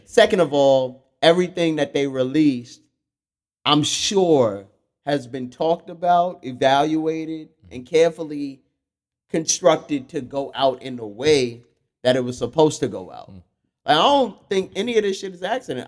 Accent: New York City, New York, United States; I grew up in Fort Greene

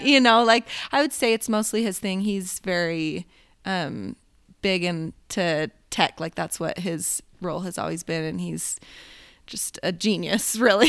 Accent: Oregon, United States; moved away as an adult; now in Utah, United States; I grew up in Oregon, um, and that's where the Tillamook Cheese Factory is

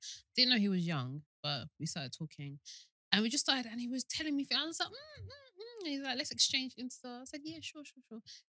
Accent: Nigeria

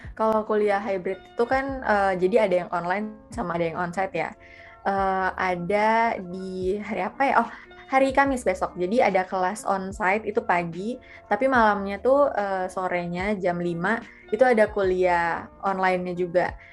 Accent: Palu, Central Sulawesi, Indonesia; moved away as an adult; harus balik lagi ke tempat asal balik lagi ke Palu

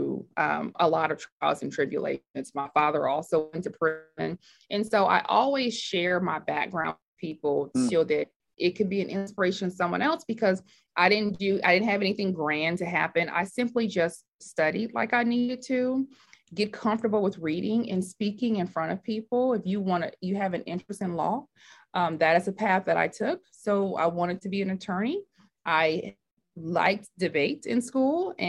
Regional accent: Oakland, California, United States; I was raised in Oakland, California

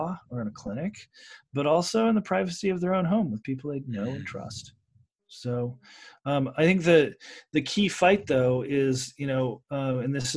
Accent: Oregon, United States; my home state of Oregon

